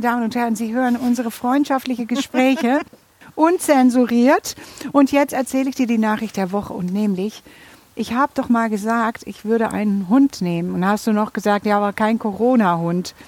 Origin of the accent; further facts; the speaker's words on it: Netherlands; Aber du musst jetzt doch auch stolz auf mich sein als Holländerin